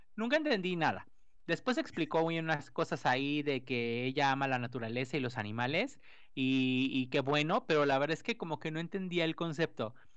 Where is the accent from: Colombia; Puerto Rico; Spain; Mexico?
Mexico; nosotros como mexicanos